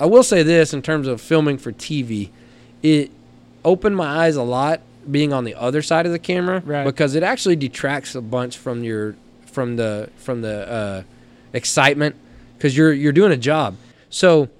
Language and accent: English; Knox City, Texas, United States; coming from Knox City, Texas high school, go Greyhounds.